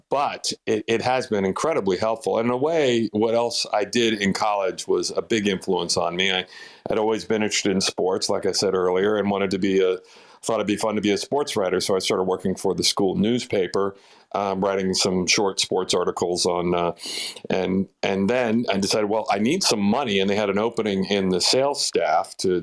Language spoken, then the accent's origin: English; eastern Fairfax County, Northern Virginia, United States; also born or lived in Washington, D.C.; raised out in Northern Virginia, just about 5 miles outside of D.C. in eastern Fairfax County